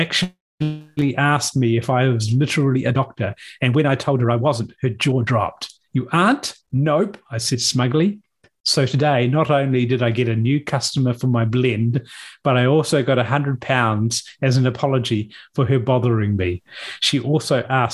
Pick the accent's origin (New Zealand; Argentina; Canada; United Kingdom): New Zealand; the born and bred Kiwi on the podcast